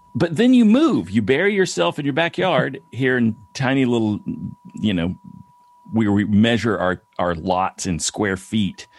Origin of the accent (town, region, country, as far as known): East Tennessee, United States; moved away